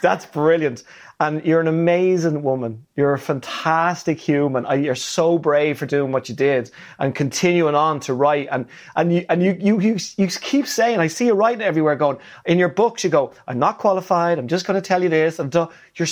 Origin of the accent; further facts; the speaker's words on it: Ireland; I'm Irish.